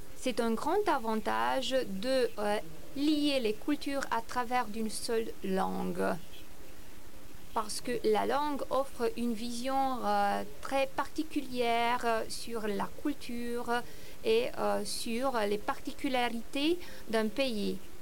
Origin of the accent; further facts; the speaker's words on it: Romania; moved away; j'ai passé mon enfance en Roumanie